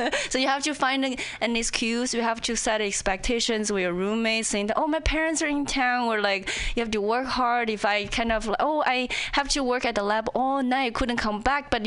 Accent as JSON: {"language": "English", "country": "China", "also_born_or_lived": "Indiana, United States", "second_language": "English", "moved": "as an adult", "lives_now": "Seattle, United States", "said": "I'm an outsider, you know, whether when I was in China or when I in here"}